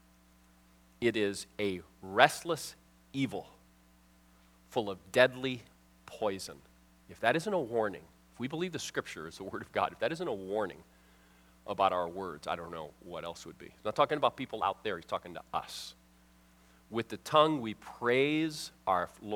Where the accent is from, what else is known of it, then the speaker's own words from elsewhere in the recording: Miami, Florida, United States; moved away; I'm from Miami area.